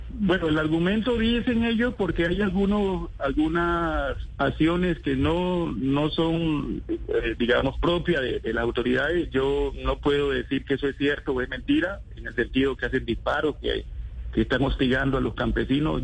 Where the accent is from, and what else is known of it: El Charco, Nariño, Colombia